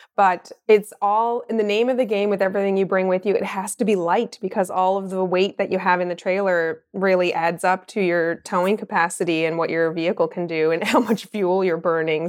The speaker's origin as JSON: {"language": "English", "town": "Mount Pearl", "region": "Newfoundland and Labrador", "country": "Canada", "tie": "born or raised there", "also_born_or_lived": "Halifax, Nova Scotia", "moved": "as an adult", "lives_now": "Truro, Canada", "said": "I grew up in Mount Pearl, Newfoundland, and I lived there most of my life."}